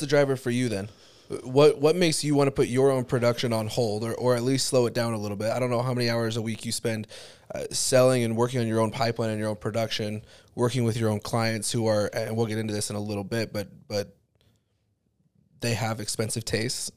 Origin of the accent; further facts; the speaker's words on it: Highland, Utah, United States; also born or lived in Alpine, Utah; I grew up in Highland and Alpine